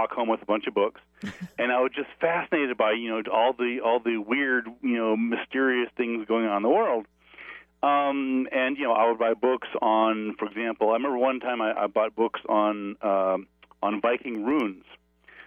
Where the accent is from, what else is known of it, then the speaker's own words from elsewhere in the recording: New Mexico, United States; I grew up here in New Mexico, where I am now.